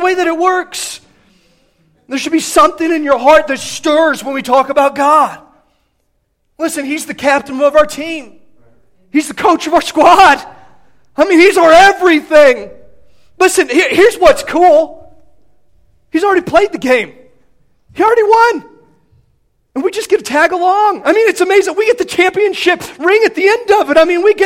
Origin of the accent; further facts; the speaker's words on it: Midwest, United States; I grew up in the Midwest, I grew up a fan of the Big Ten